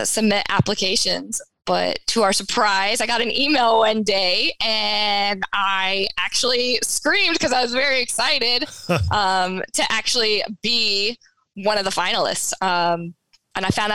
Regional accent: North Carolina, United States; we're from North Carolina

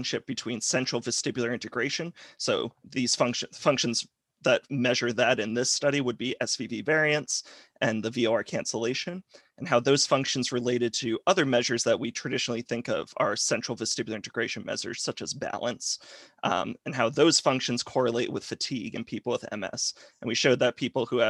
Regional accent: Rhode Island, United States; now in Alabama, United States; I'm originally from Rhode Island, but now I'm in Alabama

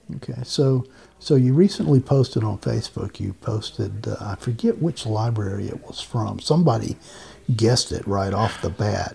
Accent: Macon, Georgia, United States; also born or lived in Savannah, Georgia; I was born in Savannah, Georgia, mm. raised in Macon, Georgia.

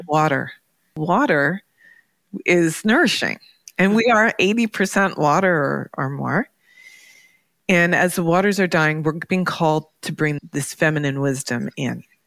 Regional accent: Toronto, Ontario, Canada; moved away; also born or lived in New York; growing up in Toronto

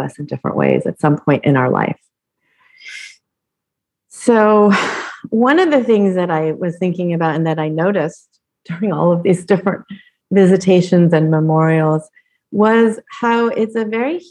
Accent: Colorado, United States; moved away; I grew up in Colorado

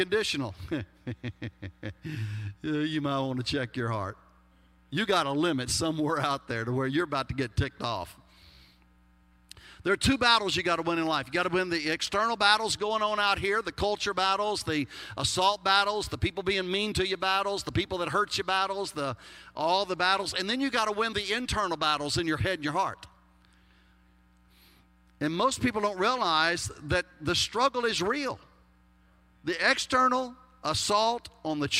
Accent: Texas, United States; accent: Texas; my Texas accent

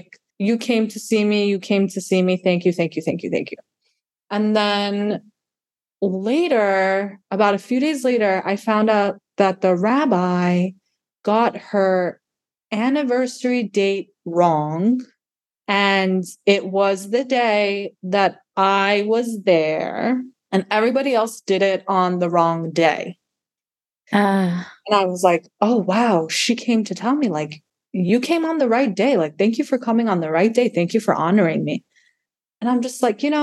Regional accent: New York, United States; now in Florida, United States; my hometown is New York

